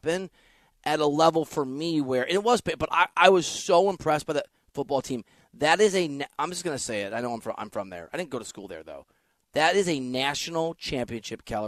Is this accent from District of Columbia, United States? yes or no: no; Iowa, United States; I'm from Iowa